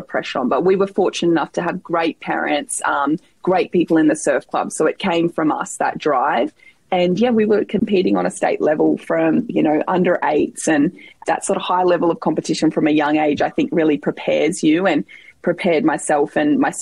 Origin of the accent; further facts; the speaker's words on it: Sawtell, New South Wales, Australia; I don't know if that population's increased since I grew up, but it's a gorgeous part of the world. We lived right on the beach there